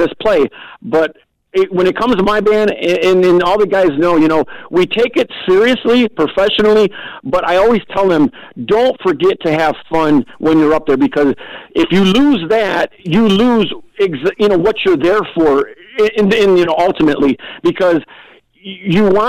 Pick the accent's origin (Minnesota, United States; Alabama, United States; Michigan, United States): Michigan, United States; here to Michigan. And we just, you know, we're not from Texas, but our roots are from Texas